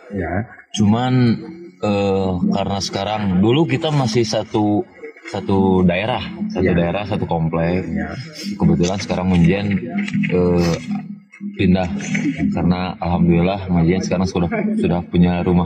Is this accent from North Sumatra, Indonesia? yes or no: no; Soreang, West Java, Indonesia; Jadi uh, saya saya Mang kebetulan saya dari Soreang sama dengan Mang Jejen dari Kabuki